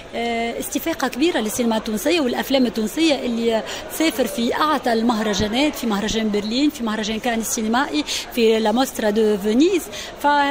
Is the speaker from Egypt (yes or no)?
no; Kairouan, Kairouan Governorate, Tunisia; accent: Tunisian; أنا جاي من ولاية القيروان